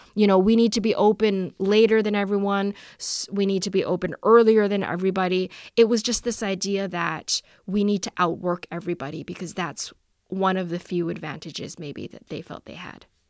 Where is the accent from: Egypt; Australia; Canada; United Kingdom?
Canada; Vancouver, British Columbia; I grew up in Vancouver.